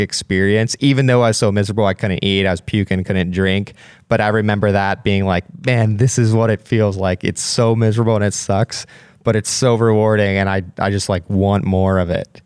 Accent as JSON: {"language": "English", "region": "Pennsylvania", "country": "United States", "tie": "born or raised there", "said": "growing up in Pennsylvania"}